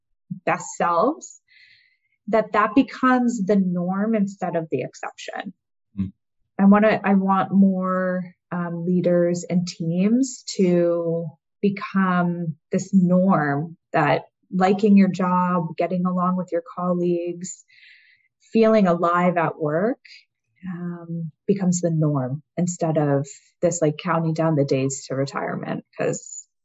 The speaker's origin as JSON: {"language": "English", "country": "Canada", "said": "So I'm Canadian."}